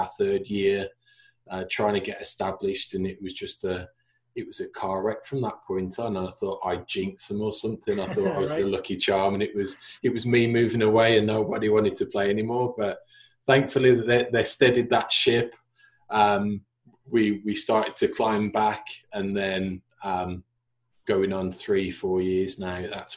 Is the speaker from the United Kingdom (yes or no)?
yes; between Wolverhampton and West Bromwich, West Midlands, United Kingdom; growing up in England, the area that I grew up in, it's very split between 3 miles that way is Wolves, and pretty much 3 miles the other way is West Brom